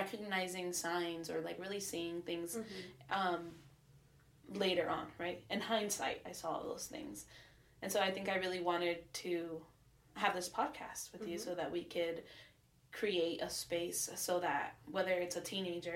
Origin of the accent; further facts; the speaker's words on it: Hawthorne, California, United States; I am from Hawthorne, California. From the south of LA, South Bay